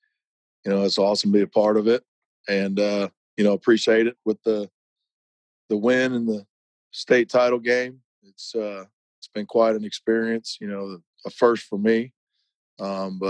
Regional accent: Bryan, Ohio, United States; moved away as an adult; also born or lived in Orlando, Florida; now in Katy, Texas, United States; I was born and raised in Northwest Ohio, city, small town called Bryan

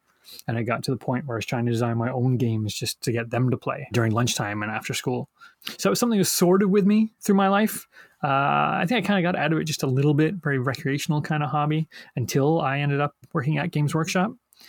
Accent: England, United Kingdom; born there; But I don't know if that comes from coming from a British family. I was born in England and my dad was a fan.

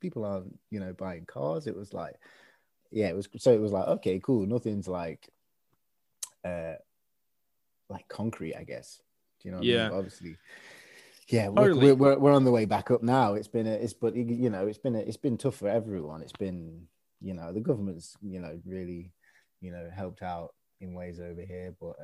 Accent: Swadlincote, East Midlands, United Kingdom; I'm from a small village, I guess. In Derbyshire, Midlands, East Midlands, called Swadlincote

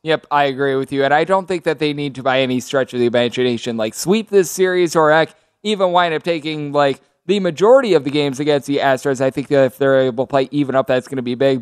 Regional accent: Wisconsin, United States; I'm from Wisconsin. I'm used to driving in snow

